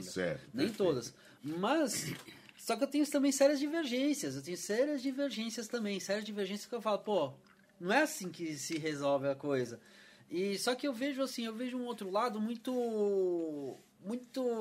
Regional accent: São Paulo, Brazil; now in Campinas, Brazil; eu vim de São Paulo, né?

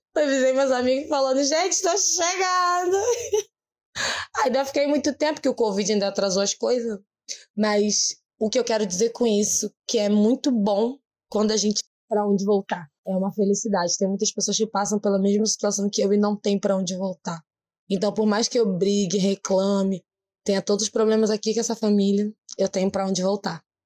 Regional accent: Rio de Janeiro, Brazil; eu sou do Rio de Janeiro

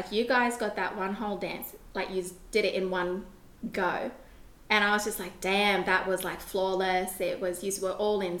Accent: Sydney, New South Wales, Australia; growing up in Redfern, as you know, in Waterloo, Annandale, Inner West

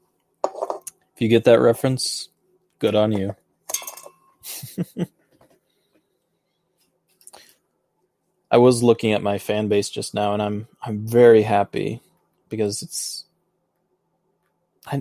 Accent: Michigan, United States; I'm from Michigan. I'm from the United States of America.

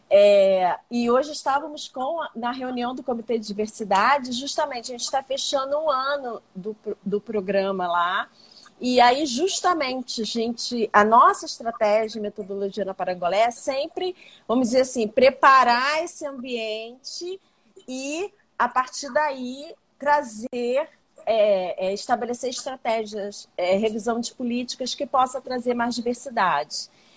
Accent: Baixada Fluminense, Rio de Janeiro, Brazil; eu sou uma pessoa branca, mas que nasci na Baixada, então vim de uma classe social menor

